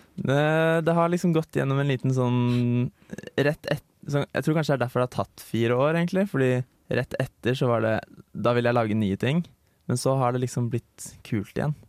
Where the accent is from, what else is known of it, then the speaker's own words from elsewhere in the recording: Bærum, Akershus, Norway; moved away as an adult; now in Trondheim, Norway; Jeg er fra Lommedalen. En liten plass